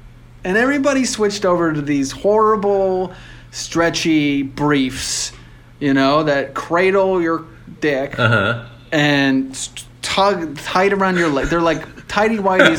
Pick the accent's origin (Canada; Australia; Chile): Canada; I think it's like if I go somewhere as a Canadian, I'm supposed to come back as a Canadian.